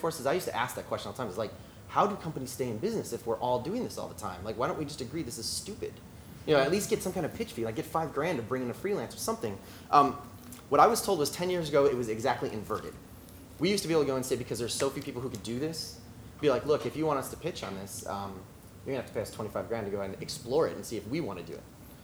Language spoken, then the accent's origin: English; Chicago, Midwest, United States; moved away as an adult; now in Los Angeles, United States; I come from the Midwest, hard work ethic, chip on your shoulder